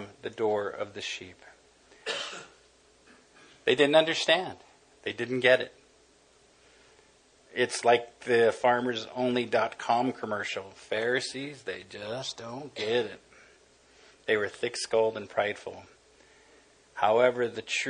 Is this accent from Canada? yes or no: no; Los Angeles, California, United States; I grew up in East L.A.